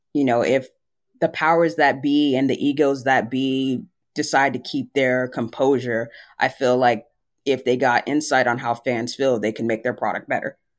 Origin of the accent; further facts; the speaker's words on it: San Antonio, Texas, United States; now in Dallas-Fort Worth area, United States; my hometown of San Antonio